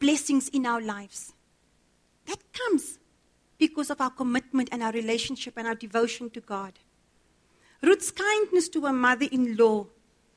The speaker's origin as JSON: {"language": "English", "town": "Cape Town", "region": "Western Cape", "country": "South Africa", "tie": "born or raised there", "said": "I grew up in Cape Town"}